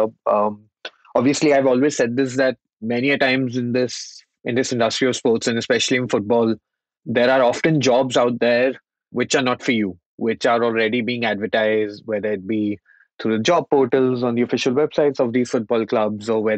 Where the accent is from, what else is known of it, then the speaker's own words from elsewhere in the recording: India; moved away; I had been born and brought up in the Indian market